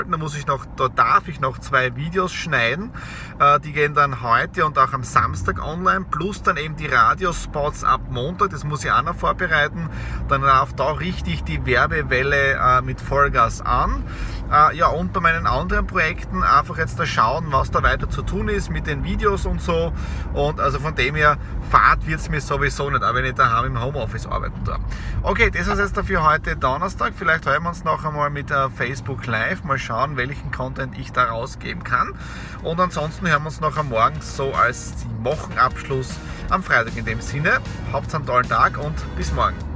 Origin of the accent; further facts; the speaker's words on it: Krobaten, Styria, Austria; Äh, Feuerwehr, kleine Feuerwehr in der Südoststeiermark und es ist mein Heimatdorf, wo ich auch äh, Feuerwehrmitglied bin.